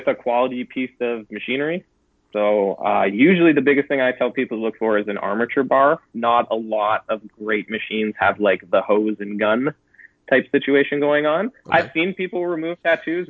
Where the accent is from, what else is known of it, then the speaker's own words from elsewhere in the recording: Southwestern Ontario, Canada; I'm Southwestern Ontario Canadian, so I'm almost an American at this point.